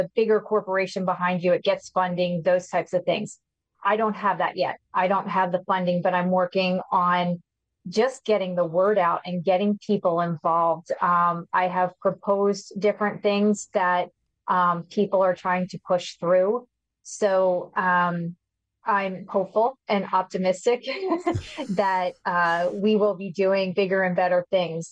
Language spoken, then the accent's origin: English; outside of Philadelphia, Pennsylvania, United States; I've been here all my life